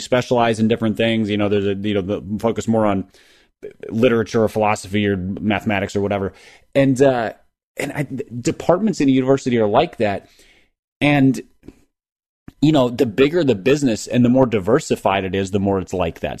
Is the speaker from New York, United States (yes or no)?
no; Minneapolis area, Minnesota, United States; the original Mighty Ducks, which came out in ninety-two, ninety-three, you know, was, was filmed in my hometown